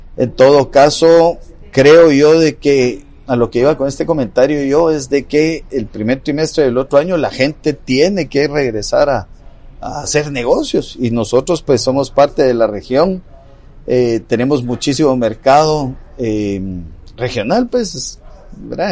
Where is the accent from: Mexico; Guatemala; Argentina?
Guatemala